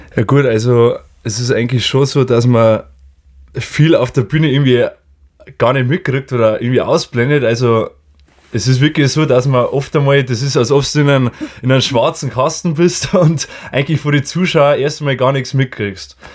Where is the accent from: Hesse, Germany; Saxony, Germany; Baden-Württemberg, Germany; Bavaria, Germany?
Bavaria, Germany; Lower; wir kommen aus Ansdorf, aus Niederbayern